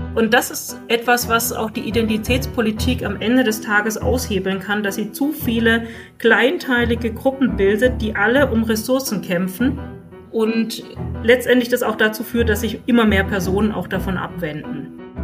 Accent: Germany; bei uns in Deutschland

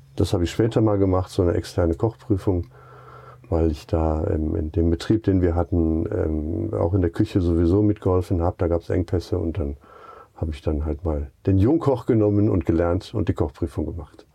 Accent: Duisburg, North Rhine-Westphalia, Germany; also born or lived in Rostock / Lake Constance; now in Gaienhofen, Germany; Ursprünglich komme ich aus Duisburg

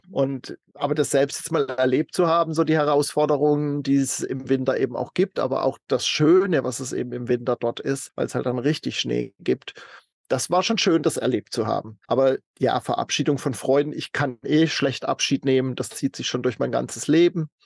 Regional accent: Baden-Württemberg, Germany; moved away as an adult; in meiner Heimatstadt in, in Süddeutschland

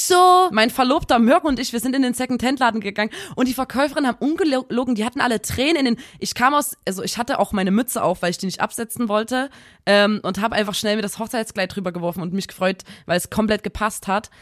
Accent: Saxony, Germany; accent: Saxon; dann rutsche ich immer in so ein richtiges Ekelsächsisch rein

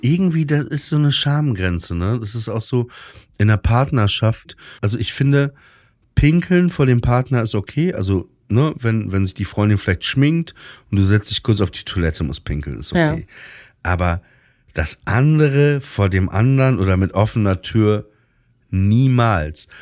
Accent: Germany; ich bin auch aus Deutschland

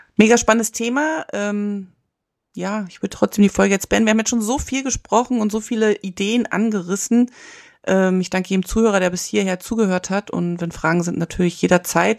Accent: East Germany, Germany; moved away; ich bin ja in der DDR aufgewachsen

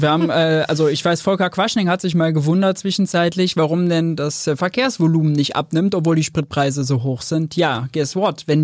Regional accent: Mönchengladbach, North Rhine-Westphalia, Germany; now in Berlin, Germany; München Gladbach, nee, 300.000 Einwohner, wo ich herkomme

